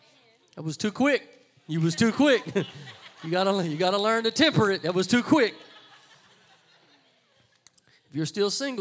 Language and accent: English; Louisiana, United States; I'm from Louisiana.